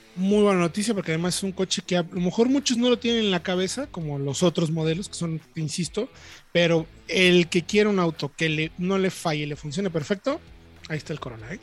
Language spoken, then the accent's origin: Spanish; Mexico; como buenos mexicanos, nos vamos defendiendo